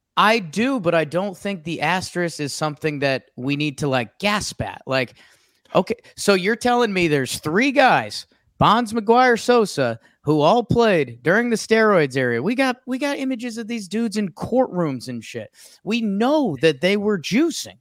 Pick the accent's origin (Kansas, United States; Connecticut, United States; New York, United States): Connecticut, United States; I grew up in Connecticut.